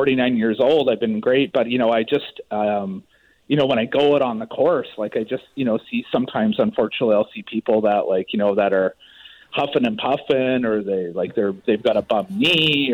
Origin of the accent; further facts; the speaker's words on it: Maple Ridge, British Columbia, Canada; I grew up in Maple Ridge